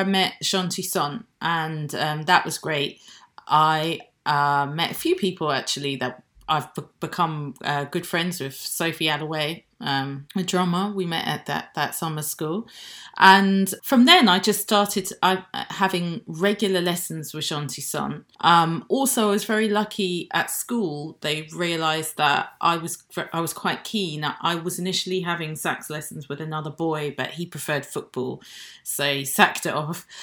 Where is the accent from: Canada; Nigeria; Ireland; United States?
Nigeria; now in United Kingdom; I'm British, I have a British passport, um, but I wasn't born in this country. I was born in Nigeria